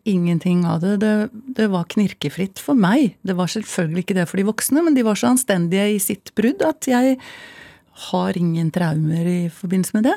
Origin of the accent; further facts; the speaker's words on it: Oslo, Norway; vi vokste opp på Abelsø